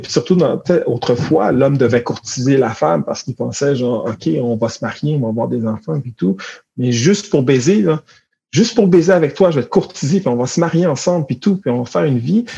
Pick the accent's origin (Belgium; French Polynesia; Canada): Canada; Montreal, Quebec; moi, j'ai grandi à Montréal